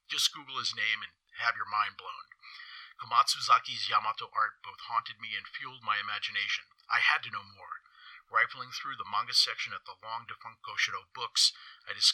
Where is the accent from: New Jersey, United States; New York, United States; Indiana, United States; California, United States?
California, United States; San Francisco; Growing up in San Francisco, as a child, I began to haunt our Japantown.